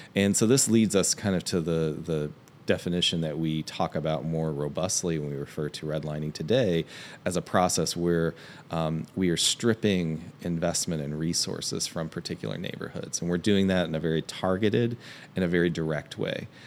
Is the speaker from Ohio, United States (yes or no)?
yes; Hamilton, Ohio, United States; I grew up in Hamilton, Ohio, uh, which is in Southwest Ohio